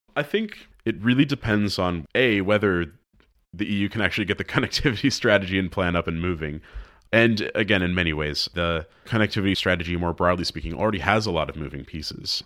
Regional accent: United States; moved away; as an American

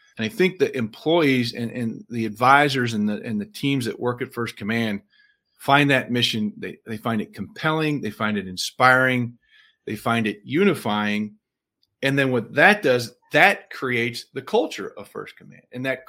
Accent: Illinois, United States; I grew up in the Midwest on the western side of Illinois in a very, very middle-class blue-collar family.

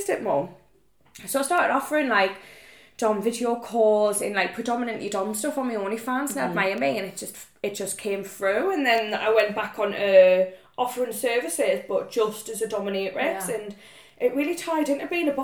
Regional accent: Newcastle upon Tyne, North East England, United Kingdom; I am 27, I'm from Newcastle

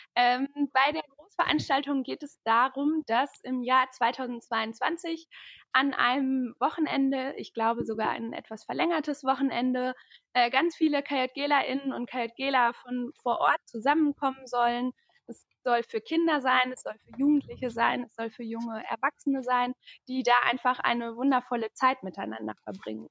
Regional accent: Paderborn, North Rhine-Westphalia, Germany; ich bin 23 Jahre alt und ich komme aus Paderborn. Hier wohne ich auch gerade aktuell

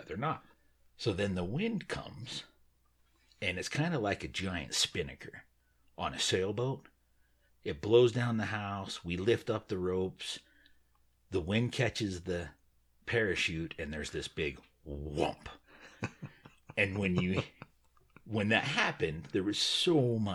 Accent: Utah, United States; where we grew up in Utah

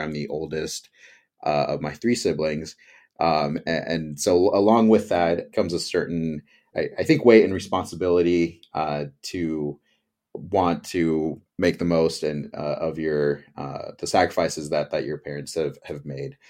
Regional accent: Campbell, California, United States; my hometown, Campbell, California, here in the beautiful Bay Area

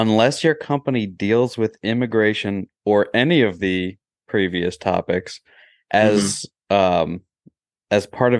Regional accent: Long Island, New York, United States; growing up on Long Island

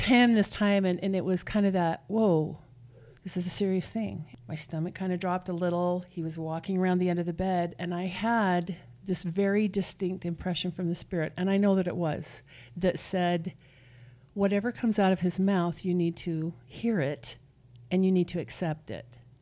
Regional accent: Nephi, Utah, United States; raised here in Utah. I'm from Nephi.

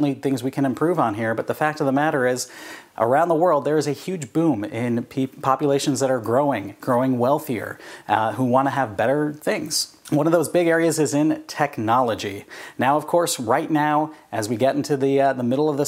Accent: California, United States; I grew up in California

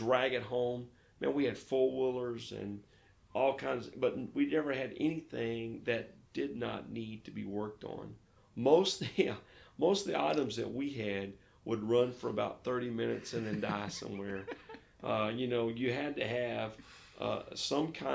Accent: Fayetteville, Arkansas, United States; moved away as an adult; now in Lake Charles, United States; I was born in the Ozark Mountains, just outside of Fayetteville, Arkansas

